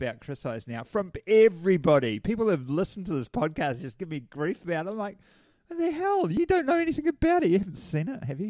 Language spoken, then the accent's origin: English; Hamilton, Waikato, New Zealand; I'm from Hamilton